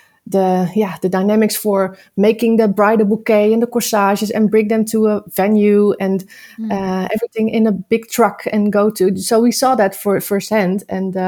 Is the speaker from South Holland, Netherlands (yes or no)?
yes; Nieuwkoop, South Holland, Netherlands; I'm from Nieuwkoop, a very small town in the center between all the big cities.